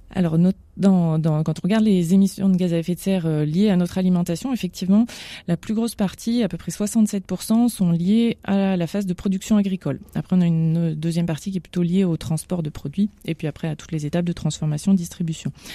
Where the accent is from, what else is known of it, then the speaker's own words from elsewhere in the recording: France; nous en tant que Français